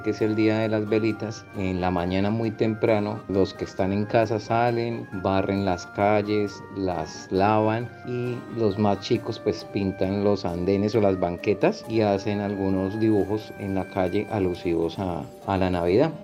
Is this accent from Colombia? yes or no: no; China; Spanish is a second language; moved away; soy de China